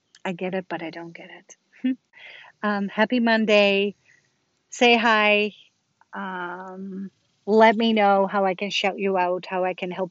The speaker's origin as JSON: {"language": "English", "country": "Netherlands", "moved": "yes", "lives_now": "United States", "said": "I'm from Holland and I talk to my family in Holland"}